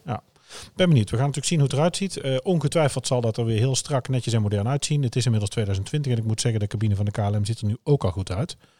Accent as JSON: {"language": "Dutch", "town": "Oosterhout", "region": "North Brabant", "country": "Netherlands", "said": "bij ons in Oosterhout"}